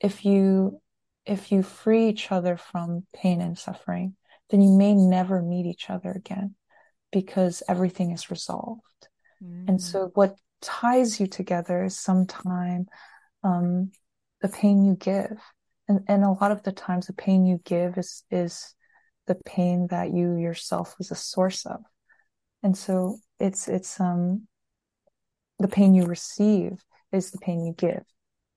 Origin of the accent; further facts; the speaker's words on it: United States; I was born and raised here in the States